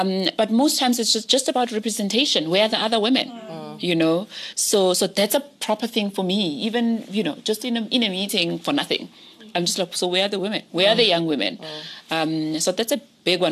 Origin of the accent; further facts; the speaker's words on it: Pretoria, Gauteng, South Africa; I grew up in Soshanguve mm-hmm. in Pretoria, on the north side of Pretoria